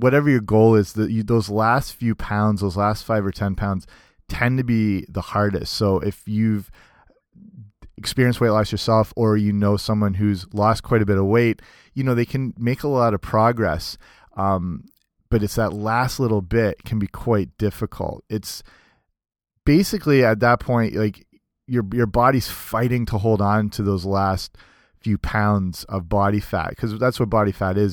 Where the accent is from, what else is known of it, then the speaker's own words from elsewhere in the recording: Canada; also born or lived in southwestern Ontario; I'm Canadian